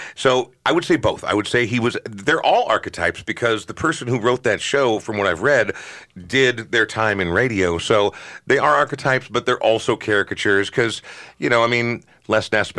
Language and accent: English; Coon Rapids, Minnesota, United States; I grew up in Coon Rapids